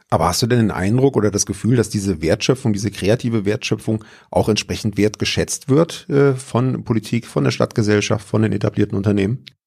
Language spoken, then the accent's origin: German; Pforzheim, Baden-Württemberg, Germany; bei uns in Pforzheim